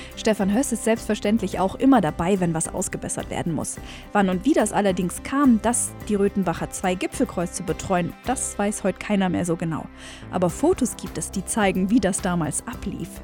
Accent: Allgäu, Bavaria, Germany; bei uns im Allgäu

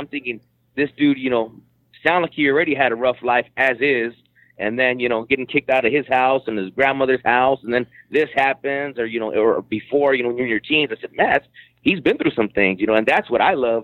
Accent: California, United States; born or raised there

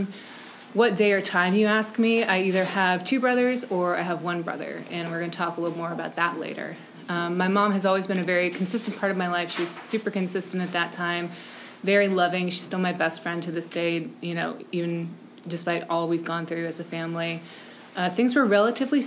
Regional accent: Brookville, Maryland, United States; also born or lived in Towson, Maryland; So I was born in Maryland. I grew up in a tiny little town called Brookville in western Maryland

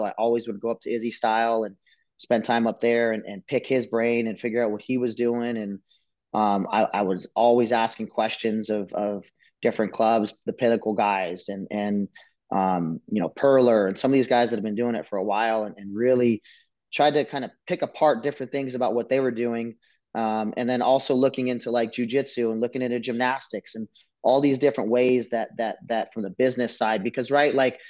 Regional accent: Las Vegas, Nevada, United States; I grew up here in Vegas, born and raised.

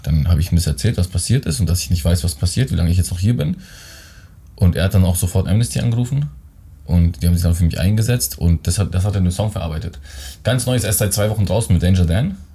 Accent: Germany; Ich bin in Deutschland geboren, aber äh, die äh, südländischen Gene stecken noch in mir

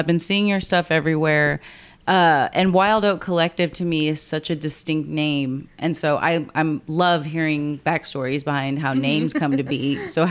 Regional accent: Corpus Christi, Texas, United States; I'm from Corpus.

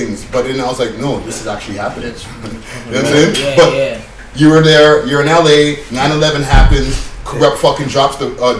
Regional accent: Toronto, Ontario, Canada; we are Toronto people

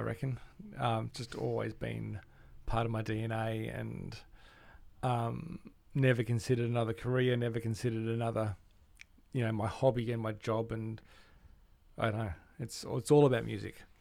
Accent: Melbourne, Victoria, Australia; I grew up in Melbourne

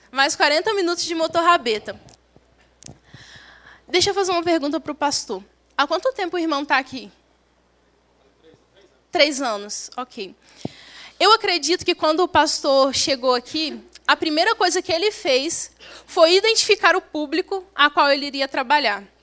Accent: Southeast, Brazil; Irmãos, eu sou do Sudeste. No Sudeste não usa rede.

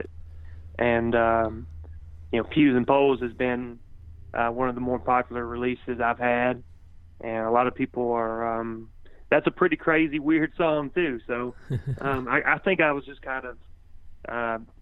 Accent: Cornersville, Tennessee, United States; my hometown, Cornersville, Tennessee.

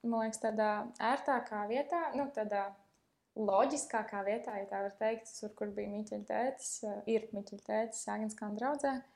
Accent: Liepāja, Kurzeme, Latvia; es nāku no Liepājas, no salīdzinoši mazas draudzes

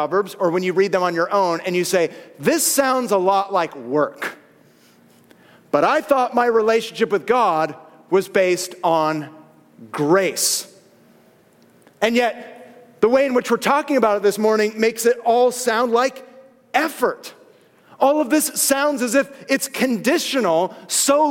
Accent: Southern California, United States; born and raised, Southern California

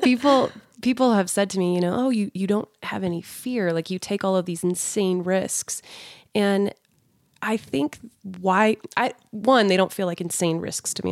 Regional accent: Sandy, Utah, United States; also born or lived in California; growing up in Sandy and Draper in Utah

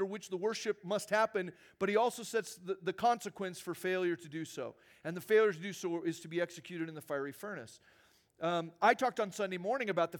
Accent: Arizona, United States; moved away; I grew up in Arizona

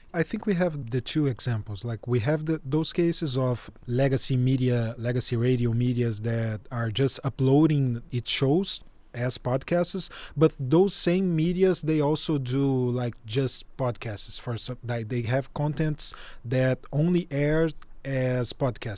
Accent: Brazil; I'm a Brazilian journalist

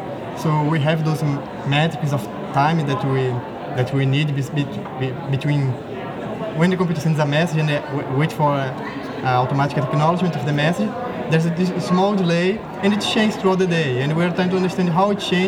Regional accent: Brazil; English is a second language; now in United States; I'm from Brazil

